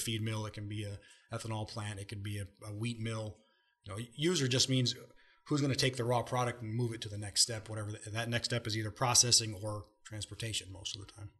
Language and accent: English; Ohio, United States; moved away; I'm from Ohio originally